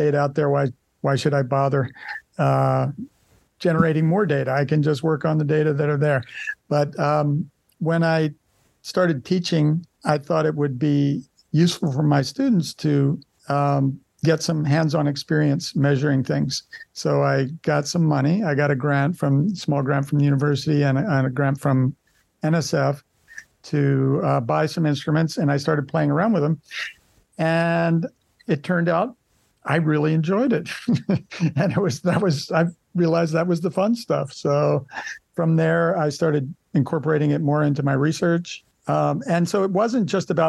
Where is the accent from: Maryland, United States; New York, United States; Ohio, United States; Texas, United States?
Maryland, United States; Baltimore; moved away as an adult; now in Hawaii, United States; I grew up in an urban area. I grew up in Baltimore City